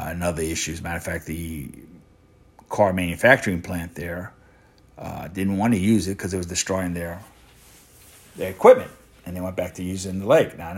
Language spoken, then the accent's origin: English; Louisiana, United States; I'm from Louisiana